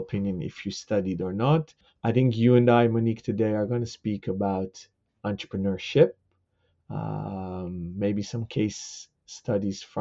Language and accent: English; Amsterdam, North Holland, Netherlands; I'm born and raised in Amsterdam, the Netherlands